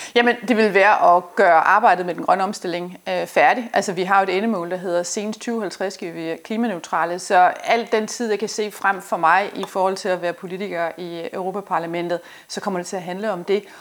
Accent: Denmark; vi som danskere

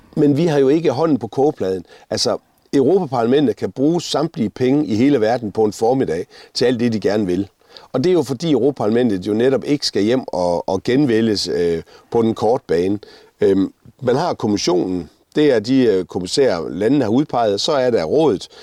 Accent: Denmark; vi har et fælles nævner, der hedder, at vi kommer fra Danmark

